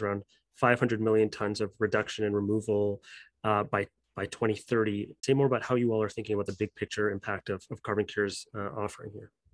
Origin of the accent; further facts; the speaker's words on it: Canada; as a Canadian, you know, myself